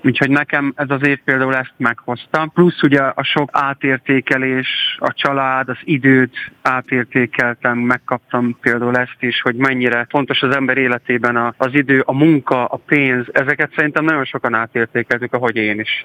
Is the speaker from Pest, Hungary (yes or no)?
no; Karancslapujtő, Nógrád, Hungary; moved away; egy ilyen község igazából karancslapújt, mai, mai napig is járok oda oda-vissza, nagyon szerettem ott lakni, szerettem ott felnőni